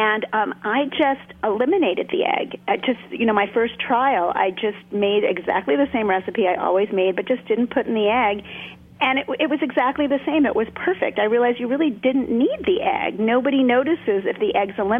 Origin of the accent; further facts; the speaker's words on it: New York City, New York, United States; I grew up in Brooklyn. I was born in Brooklyn, and I grew up on TV dinners